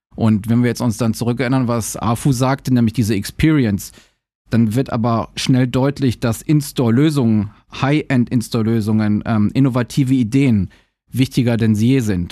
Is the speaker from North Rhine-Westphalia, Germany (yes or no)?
yes; Düsseldorf, North Rhine-Westphalia, Germany; moved away as an adult; now in Shanghai, China; ich bin ja gebürtiger Düsseldorfer